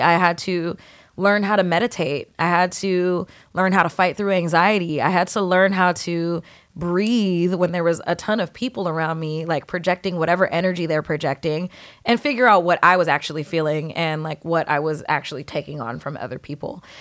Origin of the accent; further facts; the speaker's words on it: San Diego, California, United States; moved away as an adult; now in New York, United States; I grew up, you know, in San Diego, predominantly Filipino neighborhood